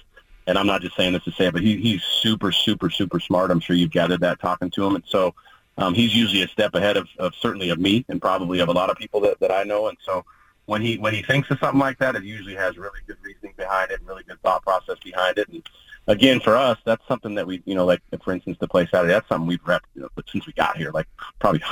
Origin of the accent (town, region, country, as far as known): Oregon, United States; born or raised there